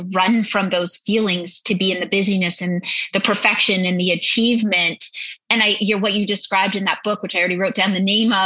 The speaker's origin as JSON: {"language": "English", "region": "Northern Ontario", "country": "Canada", "tie": "born or raised there", "said": "I grew up in Northern Ontario"}